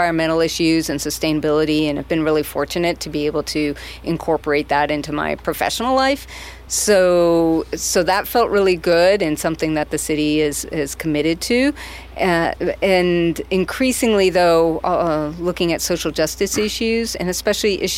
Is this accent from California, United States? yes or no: yes; California, United States; also born or lived in Massachusetts / Atlanta / Los Angeles; now in San Luis Obispo, United States; I grew up in California, but was able to go to school back east, and then lived in Atlanta for a couple of years, and then Los Angeles